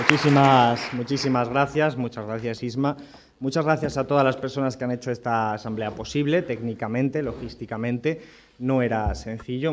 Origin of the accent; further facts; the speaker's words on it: Rincón de la Victoria, Andalusia, Spain; en mi pueblo, en Rincón de la Victoria, en Málaga